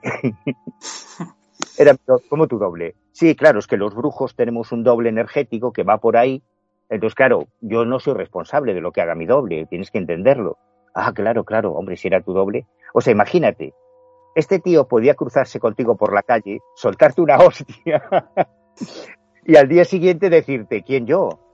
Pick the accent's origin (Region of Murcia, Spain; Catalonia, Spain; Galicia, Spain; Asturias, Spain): Galicia, Spain; A Coruña; yo soy gallego, yo mi casa está en La Coruña